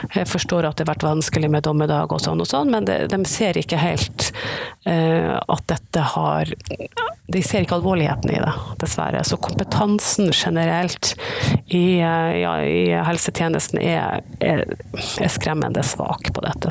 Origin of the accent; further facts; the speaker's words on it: Northern Norway, Norway; jeg er nordlending